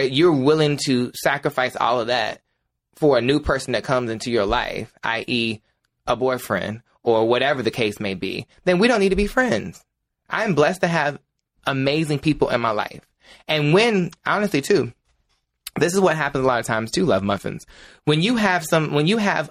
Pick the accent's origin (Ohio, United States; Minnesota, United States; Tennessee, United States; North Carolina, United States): North Carolina, United States; Ahoskie; my hometown of Ahoskie.